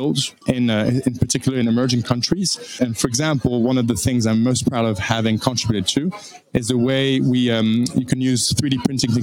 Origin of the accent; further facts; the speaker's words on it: France; moved away as an adult; also born or lived in Washington, D.C., United States; born and raised in France by a British father, a French mother